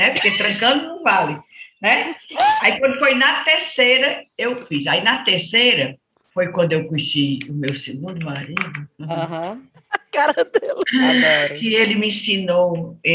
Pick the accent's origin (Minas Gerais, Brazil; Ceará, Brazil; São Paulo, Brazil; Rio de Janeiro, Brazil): Ceará, Brazil; Crato; born there; … de Crato, é, sou nasci no Crato.